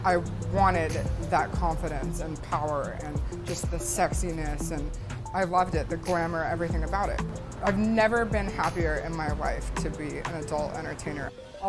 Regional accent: Reno, Nevada, United States; I'm from Reno. Nevada.

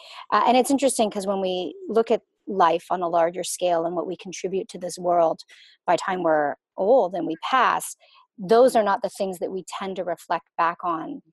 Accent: Canada; I was born in Canada

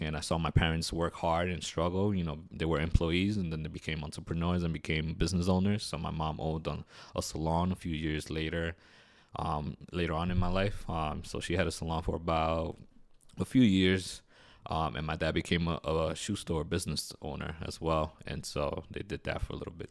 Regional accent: New York City, New York, United States; I'm originally from New York City. I grew up in uh, in Queens, New York

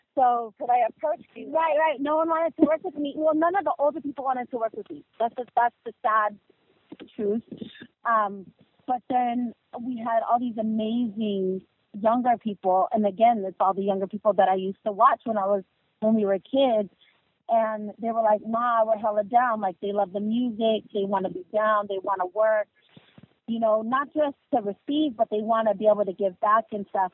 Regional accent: the Bay Area, California, United States; moved away; we're from the Bay

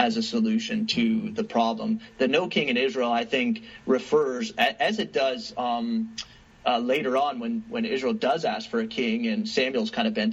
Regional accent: Canada; as a Canadian sitting on this side of the border

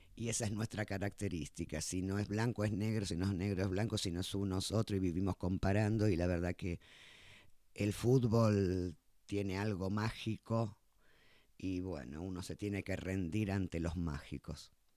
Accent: Argentina; somos argentinos

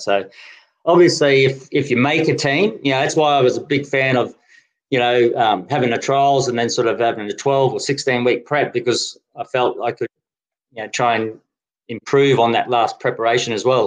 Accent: Brisbane, Queensland, Australia; also born or lived in Denmark; now in Canberra, Australia; as a kid growing up in Brisbane, Queensland

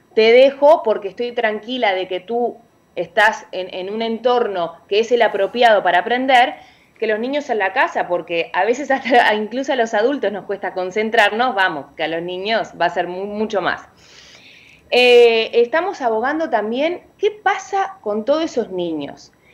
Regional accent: Uruguay; now in Dominican Republic; yo soy de Uruguay, dominicana, de corazón, pero eh, aplatanada, como dicen, pero uruguaya

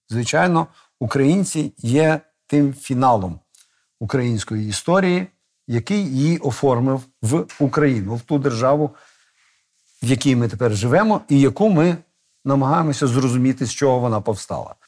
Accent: Kamianske, Dnipropetrovsk Oblast, Ukraine; Той бік кордону це моя мала батьківщина, звідки я е, з'явився на цей світ Божий

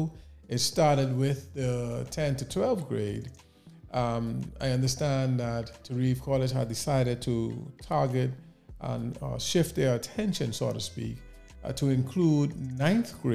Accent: Nassau, New Providence, Bahamas; growing up in the Bahamas, in Nassau in particular, in the capital, as a young man

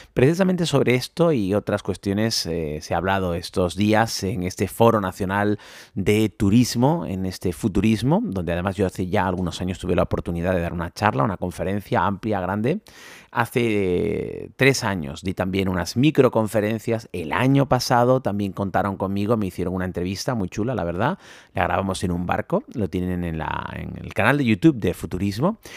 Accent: Canary Islands, Spain; moved away; vengo a mi tierra

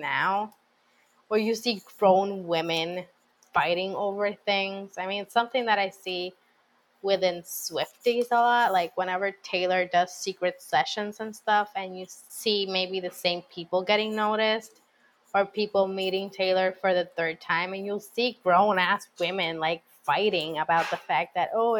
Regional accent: Puerto Rico; Plus, I'm from Puerto Rico

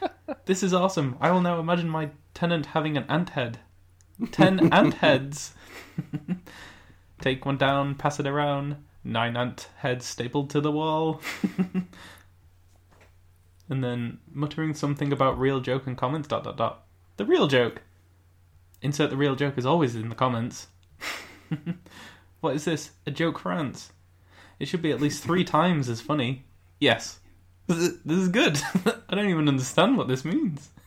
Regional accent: United Kingdom; we're British

